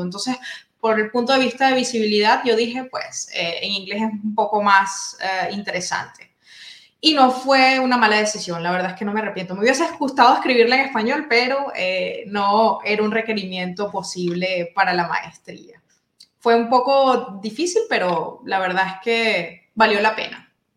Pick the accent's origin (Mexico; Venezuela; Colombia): Venezuela; La Guaira; moved away as an adult; now in Freiburg, Germany; soy bibliotecóloga oriunda de Venezuela